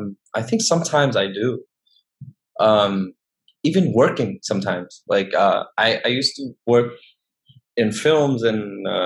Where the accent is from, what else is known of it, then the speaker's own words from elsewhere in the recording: Hanoi, Vietnam; accent: Hanoian; also born or lived in United States / Saigon; now in Ho Chi Minh City, Vietnam; I'm from Hanoi, right? But I came in here and, you know, I also tried to adapt.